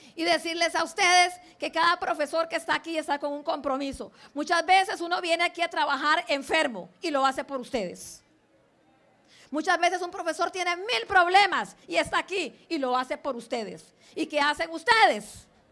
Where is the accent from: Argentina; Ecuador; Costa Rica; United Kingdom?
Costa Rica; Limón; also born or lived in Santa Cruz, Guanacaste, Costa Rica; Nací en Santa Cruz, eh, pero mis papás se vinieron desde 1960 para Limón y entonces yo tenía en ese tiempo un año cuando llegué acá a Limón. Entonces soy más limonense, digamos, que guanacasteca.